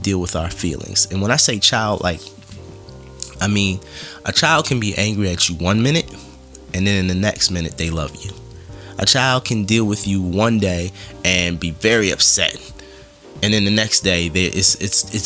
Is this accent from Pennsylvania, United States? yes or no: yes; Philadelphia, Pennsylvania, United States; growing up in Philadelphia and having friends in New York and in Jersey and other parts